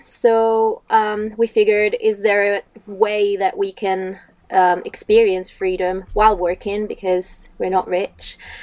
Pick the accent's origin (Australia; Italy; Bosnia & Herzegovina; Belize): Italy; moved away as an adult; also born or lived in United Kingdom; I'm originally from Italy. I've lived in the UK for seven years